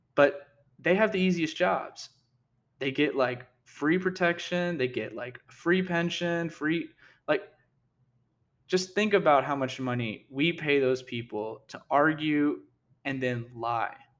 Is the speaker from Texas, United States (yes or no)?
yes; Texas, United States; I am from Texas